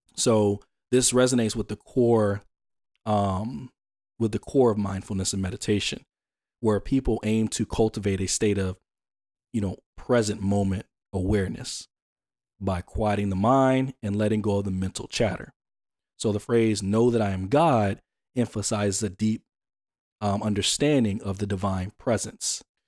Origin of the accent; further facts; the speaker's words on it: Atlanta, Georgia, United States; I'm from Atlanta